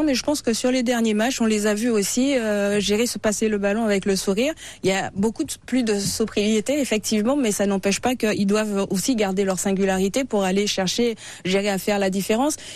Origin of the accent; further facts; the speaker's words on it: France; je suis fière d'être française, fière de cette équipe de France